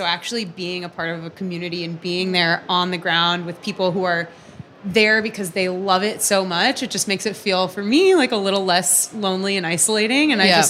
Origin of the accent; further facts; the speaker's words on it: San Francisco, California, United States; I'm from San Francisco